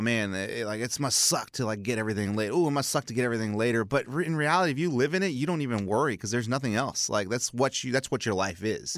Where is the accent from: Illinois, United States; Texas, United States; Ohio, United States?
Texas, United States; South; I grew up in South Texas